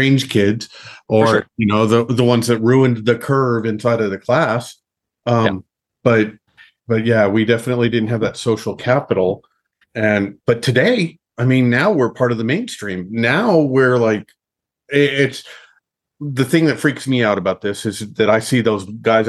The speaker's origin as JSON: {"language": "English", "town": "Los Alamos", "region": "New Mexico", "country": "United States", "tie": "born or raised there", "said": "grew up in a place like I did, like Los Alamos"}